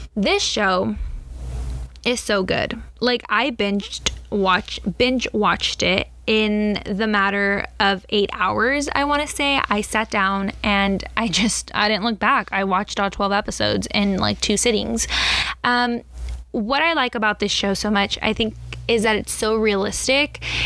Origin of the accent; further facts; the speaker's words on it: Southern California, United States; I'm from Southern California, born and raised